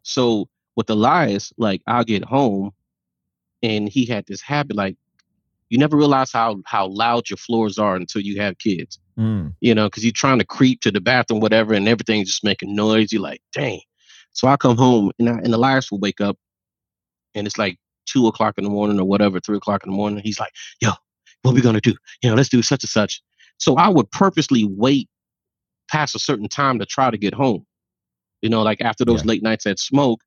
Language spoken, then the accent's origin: English; Miami, Florida, United States; growing up in Miami